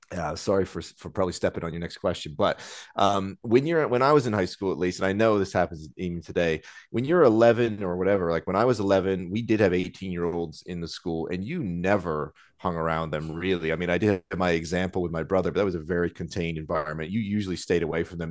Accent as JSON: {"language": "English", "region": "Nova Scotia", "country": "Canada", "tie": "born or raised there", "moved": "as an adult", "lives_now": "London, United Kingdom", "said": "growing up in Nova Scotia"}